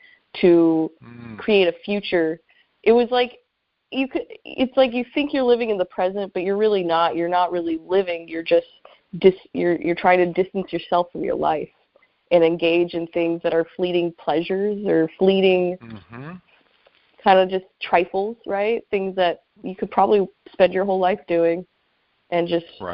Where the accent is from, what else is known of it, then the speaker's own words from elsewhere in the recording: Apple Valley, California, United States; moved away as an adult; also born or lived in Los Angeles, California; now in Seattle, United States; I grew up in Apple Valley